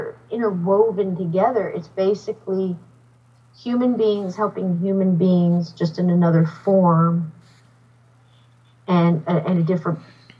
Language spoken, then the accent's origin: English; New Jersey, United States; moved away as an adult; also born or lived in Alabama; I was pretty much born and raised in New Jersey